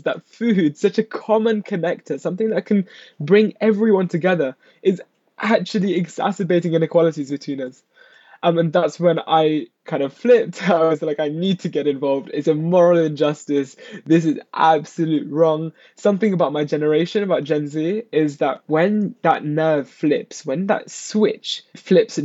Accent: United Kingdom; born or raised there

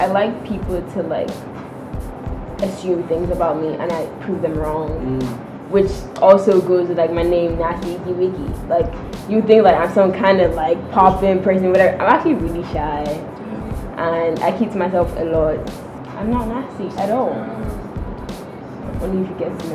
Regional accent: Nigeria; moved away; I'm half Nigerian, half French, but I basically grew up in Nigeria

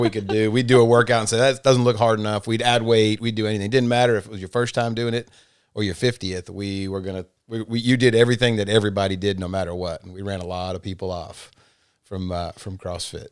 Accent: Massachusetts, United States; moved away as an adult; now in Rome, United States; so I grew up in Massachusetts and moved to Rome in nineteen ninety-four

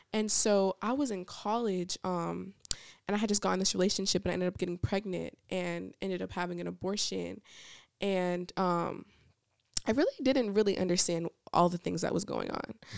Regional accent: Niagara Falls, New York, United States; also born or lived in Georgia; now in Alabama, United States; I am originally from Niagara Falls, New York, so I grew up right on the top, on the border of Canada, um, and then we moved to Georgia, and then I came here to go to school

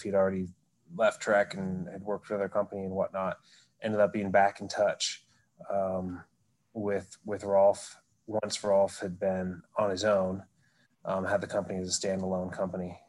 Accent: Oregon, United States; growing up in Oregon

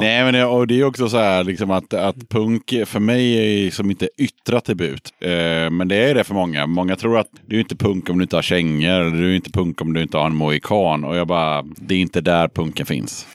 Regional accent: Sweden; vi är ju svenskar

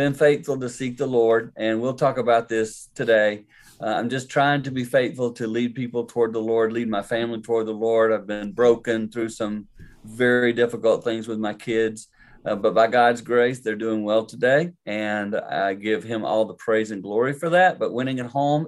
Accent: the Carolinas, United States; I grew up in the Carolinas

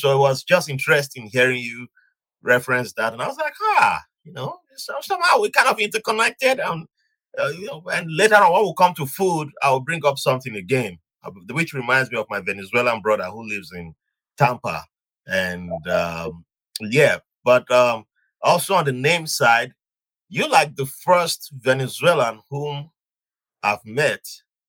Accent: southern Nigeria, Nigeria; also born or lived in Virginia, United States; now in New York, United States; I was born in Nigeria. I'm from the southern part of Nigeria.

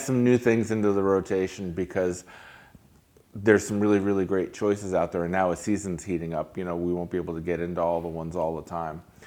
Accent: Hudson Valley, New York, United States; now in Lake Worth, United States; I grew up in New York, I grew up in the Hudson Valley

